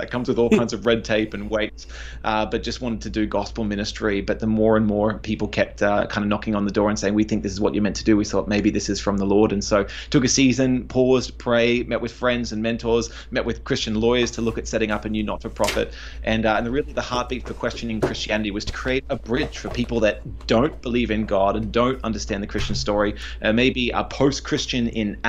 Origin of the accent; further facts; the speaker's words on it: Australia; they do not understand Aussies very well, because our pronunciation is lazy. We drop the consonants off the end of words all the time.